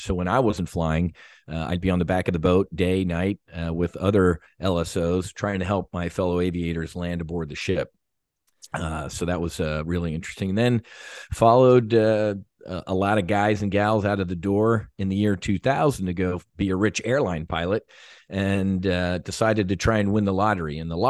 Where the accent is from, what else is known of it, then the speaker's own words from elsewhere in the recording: New Jersey, United States; Yeah, so I was born and raised in South Jersey, outside of Philadelphia. One of six kids, kind of a, you know, lower middle class Irish Catholic family.